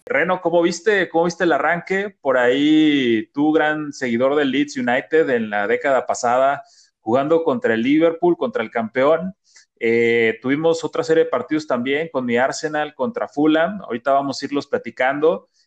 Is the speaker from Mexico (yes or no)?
yes; Mexico; nosotros como mexicanos